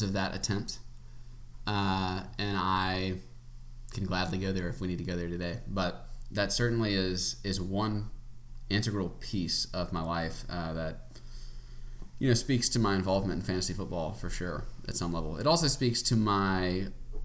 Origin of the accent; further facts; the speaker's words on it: Macon, Georgia, United States; moved away as an adult; also born or lived in Auburn, Alabama / St. Louis, Missouri; now in Charlottesville, United States; I am from Georgia, Macon, Georgia, in the center of the state, born and raised